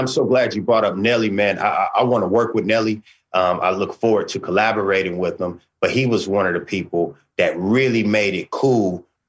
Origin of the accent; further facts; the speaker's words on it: West Coast, United States; like you said, I'm from the West Coast.